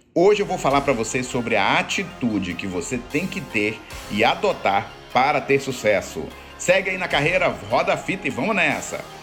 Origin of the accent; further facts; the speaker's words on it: Brazil; moved away; eu sou brasileiro